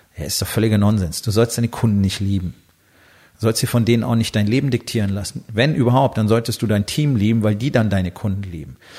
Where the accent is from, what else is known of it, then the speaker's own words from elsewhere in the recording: Germany; als Deutsche